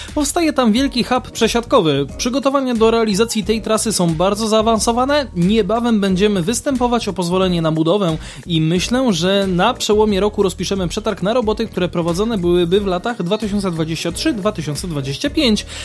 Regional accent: Kraków, Lesser Poland, Poland; my jesteśmy z Krakowa

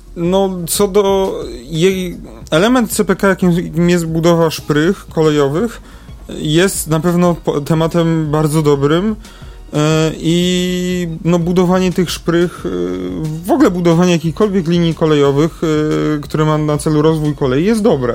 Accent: Kraków, Lesser Poland, Poland; my to krakusy jesteśmy

